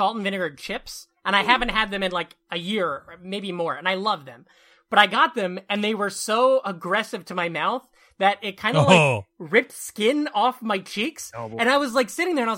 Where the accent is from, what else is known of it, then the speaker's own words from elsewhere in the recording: Southwest Iowa, United States; I grew up in Southwest Iowa